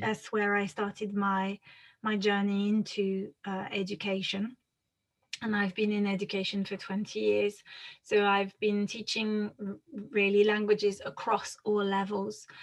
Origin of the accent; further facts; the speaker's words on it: France; accent: French; English is a second language; moved away as an adult; now in United Kingdom; my accent is interesting because I'm French. Uh, mm-hmm. I grew up in France uh, and, and moved to the UK when I was 23.